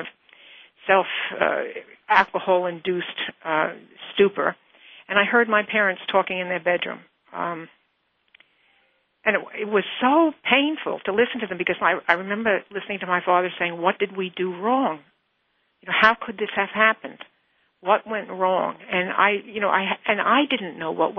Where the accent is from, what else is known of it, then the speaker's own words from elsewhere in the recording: New York, United States; I was born and raised in New York, and I was living in New York